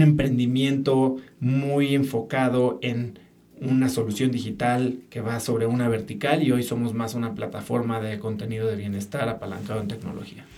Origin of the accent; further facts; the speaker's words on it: Mexico City, Mexico; yo nací en la Ciudad de México, crecí, viví ahí